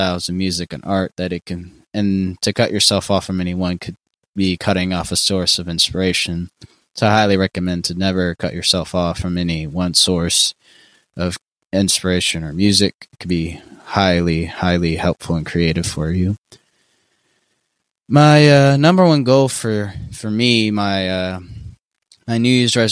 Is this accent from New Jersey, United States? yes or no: no; Shreveport, Louisiana, United States; I'm from Shreveport, Louisiana